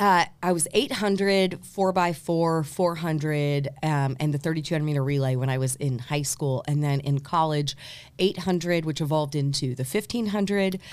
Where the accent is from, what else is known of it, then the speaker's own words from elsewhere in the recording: New Albany, Indiana, United States; also born or lived in Louisville, Kentucky / Terre Haute, Indiana; I was actually born in Louisville, Kentucky, but raised in New Albany, Indiana